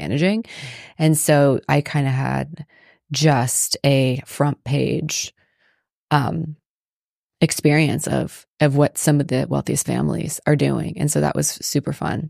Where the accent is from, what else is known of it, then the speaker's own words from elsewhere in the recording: Palm Beach County, South Florida, United States; moved away; I grew up in South Florida.